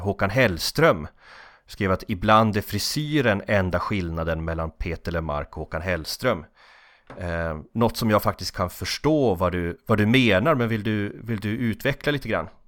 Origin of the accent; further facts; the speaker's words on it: Norrland, Sweden; vi norrlänningar